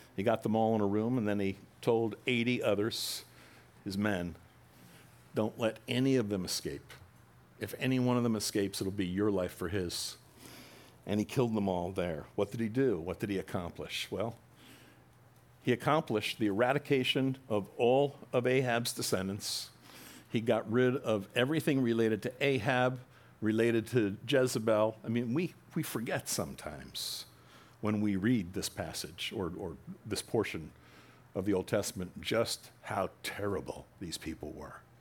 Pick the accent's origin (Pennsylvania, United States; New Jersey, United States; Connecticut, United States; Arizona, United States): New Jersey, United States; I'm from Jersey